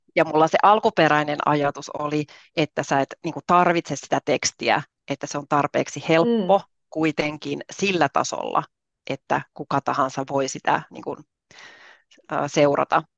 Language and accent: Finnish; Southern Finland, Finland; moved away as an adult; now in Rovaniemi, Finland; mä olen kotoisin Etelä-Suomesta